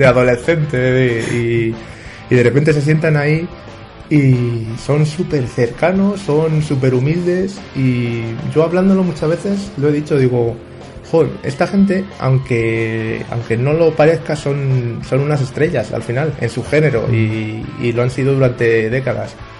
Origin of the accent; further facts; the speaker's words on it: Madrid, Community of Madrid, Spain; also born or lived in Bustares, Guadalajara; yo soy, estamos afincados en Madrid, yo soy madrileño, pero mi padre eh, era manchego